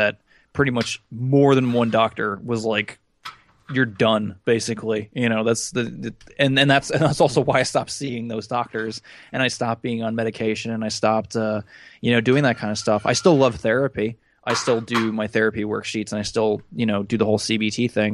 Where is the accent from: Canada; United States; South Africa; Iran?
United States; as an American